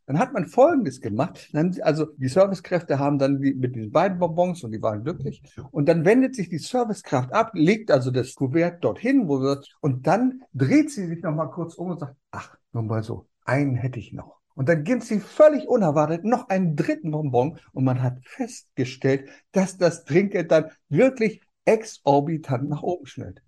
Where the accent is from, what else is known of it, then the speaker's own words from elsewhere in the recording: Germany; bei uns in Deutschland